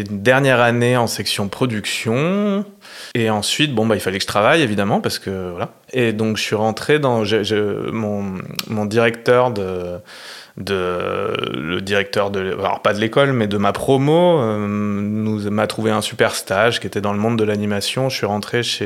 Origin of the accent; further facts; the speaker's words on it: Clermont-Ferrand, Auvergne-Rhône-Alpes, France; moved away as an adult; also born or lived in Bordeaux / Paris; je suis né à Clermont en Auvergne et j'ai fait des études d'histoire de l'art